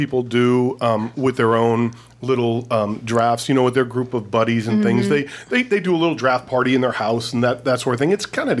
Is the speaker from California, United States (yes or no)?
no; Erie, Pennsylvania, United States; moved away; my hometown, Erie, Pennsylvania.